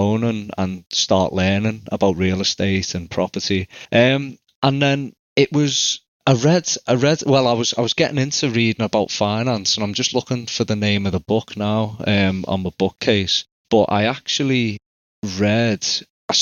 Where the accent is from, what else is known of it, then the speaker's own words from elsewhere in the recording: England, United Kingdom; I'm from England.